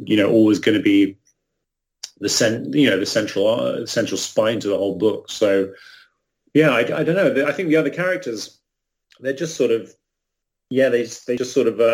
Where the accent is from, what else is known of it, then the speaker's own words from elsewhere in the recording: England, United Kingdom; I'm also English